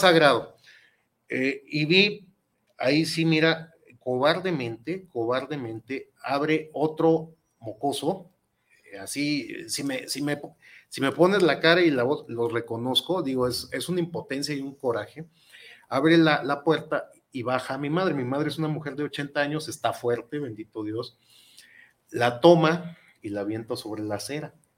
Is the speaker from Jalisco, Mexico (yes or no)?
yes; Guadalajara, Jalisco, Mexico; yo soy tapatío de Hueso Colorado